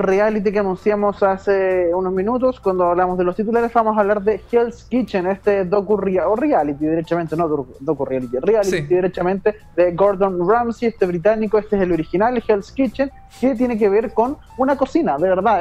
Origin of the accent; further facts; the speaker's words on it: Chile; quiero volver a mi patria